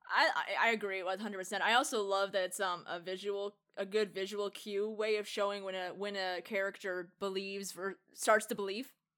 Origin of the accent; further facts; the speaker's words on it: United States; being the American